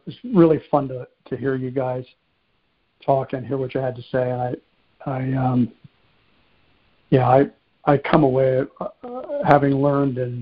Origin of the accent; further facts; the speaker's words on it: Jersey Shore, New Jersey, United States; I grew up in New Jersey, on the Jersey Shore